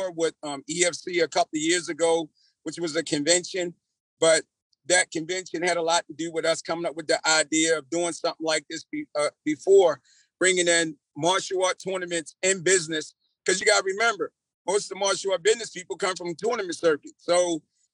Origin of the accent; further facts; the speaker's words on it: Baltimore, Maryland, United States; moved away as an adult; now in Columbia, United States; I was raised in Baltimore. I come from Baltimore